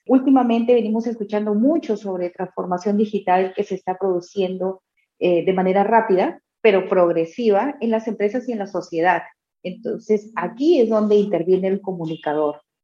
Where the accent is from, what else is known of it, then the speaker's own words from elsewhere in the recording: Trujillo, La Libertad, Peru; quien te habla vive también en provincias, soy de Trujillo, la capital de la eterna primavera